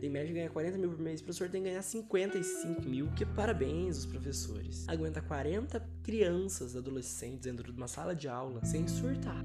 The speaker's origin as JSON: {"language": "Portuguese", "country": "Brazil", "said": "a gente é brasileiro"}